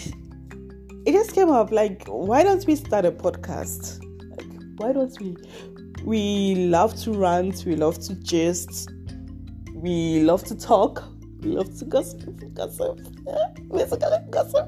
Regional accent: Ghana; now in Leipzig, Germany; So I come from Ghana, but I currently live in Leipzig, Germany. I've been living here for over 4 years

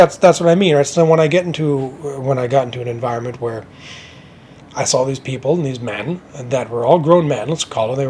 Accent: Winnipeg, Manitoba, Canada; I'm from Winnipeg and the Prairies, and we're actually the center of the country

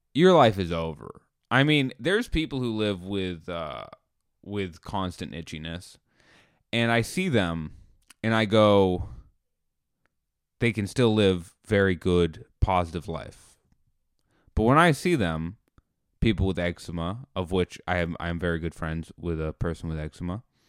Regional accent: United States; I'm an American.

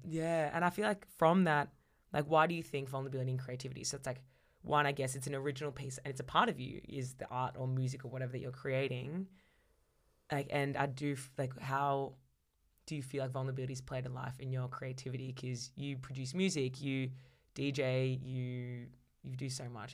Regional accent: Melbourne, Victoria, Australia; I was born and raised in Melbourne

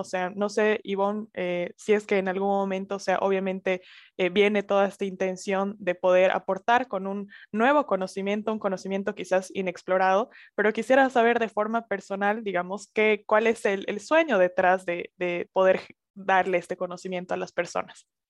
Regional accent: Sucre, Chuquisaca, Bolivia; also born or lived in Santa Cruz de la Sierra; soy boliviana, soy de la capital Sucre y estoy grabando en este preciso momento en Santa Cruz de la Sierra, igual Bolivia.

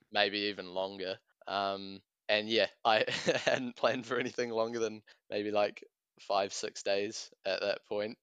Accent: Tauranga, Bay of Plenty, New Zealand; I'm a student from Tauranga

